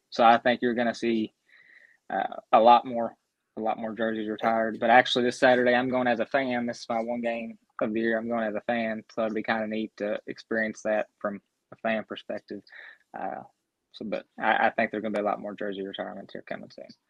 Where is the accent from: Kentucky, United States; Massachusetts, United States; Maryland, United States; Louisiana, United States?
Kentucky, United States; Grayson County, Central; accent: southern; I'm from Central Kentucky, a place called Grayson County, oh, um, about 30 minutes from E Town, an hour from Louisville